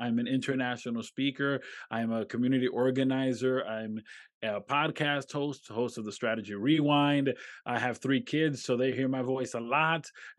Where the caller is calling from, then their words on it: Rochester, New York, United States; I'm in upstate New York. Specifically, I'm in Rochester.